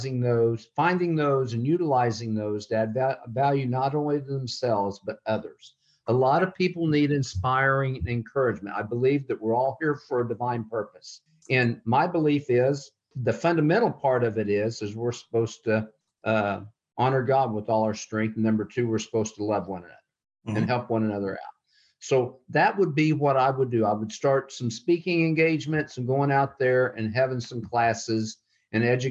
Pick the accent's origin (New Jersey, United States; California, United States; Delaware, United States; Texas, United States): Texas, United States; moved away as an adult; now in Iowa, United States; I'm still a Texan through and through